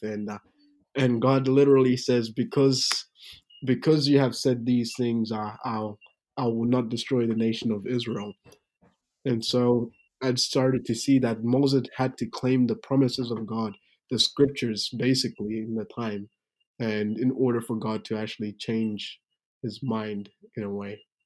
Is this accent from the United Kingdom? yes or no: no; Tanzania; moved away; also born or lived in Burundi; I was born in Tanzania, Africa, but my background is Burundian, so I'm from Burundi, Africa